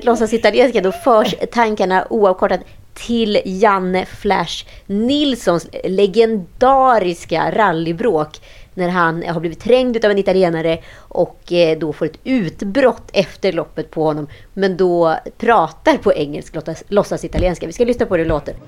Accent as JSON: {"language": "Swedish", "region": "Mälardalen", "country": "Sweden", "said": "vi är ju från Mälardalen, gnällbältets finest"}